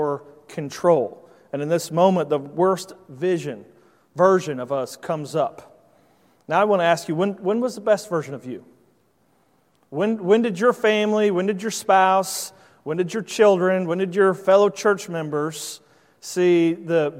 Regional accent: Indiana, United States; moved away as an adult; now in Virginia, United States; I grew up in Indiana, so I'm not accustomed to being around large bodies of water like you are here on the East Coast. But since living in Virginia the last 6 years

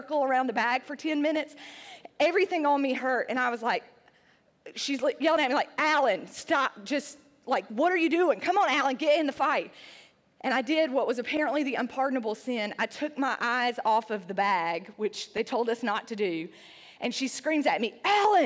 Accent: Sandy Ridge, North Carolina, United States; moved away as an adult; also born or lived in Nashville, Tennessee; I was a girl from Sandy Ridge, North Carolina. It's a rural town in the hills of North Carolina

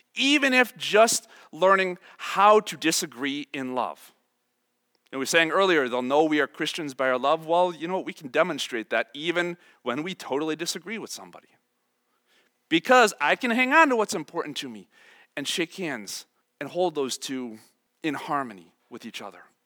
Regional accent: Chicago, Illinois, United States; I am from Chicago, I am about the poster child of suburban Chicago life

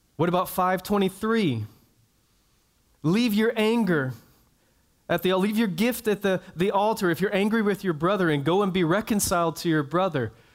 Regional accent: Jacksonville, Florida, United States; I grew up in North Florida, and if you know North Florida, there is a city south of my hometown, Jacksonville

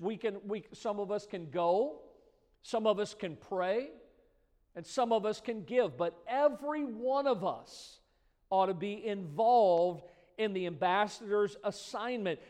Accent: United States; I was born in America

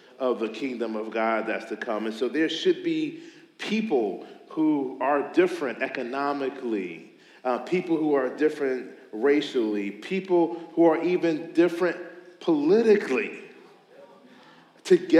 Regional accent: Meadowbrook area, Virginia, United States; I grew up in the Meadowbrook area, so I'm really familiar with, I graduated from Meadowbrook in 1999.

